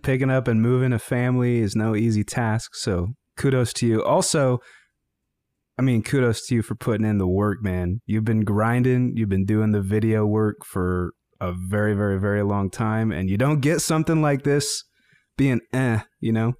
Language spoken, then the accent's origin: English; Greeley, Colorado, United States; I grew up in Greeley, Colorado